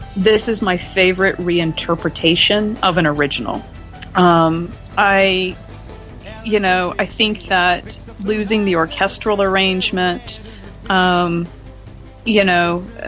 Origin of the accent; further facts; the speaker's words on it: Dixie, Southern United States, United States; I'm from Dixie